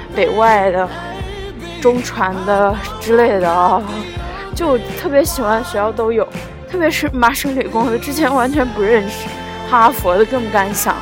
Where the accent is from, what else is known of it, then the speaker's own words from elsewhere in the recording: Luoyang, Henan, China; 我是来自美丽的兰花城和南洛阳